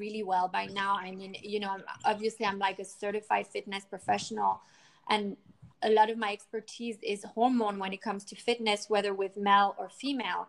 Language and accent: English; United States; now in France; I'm from the States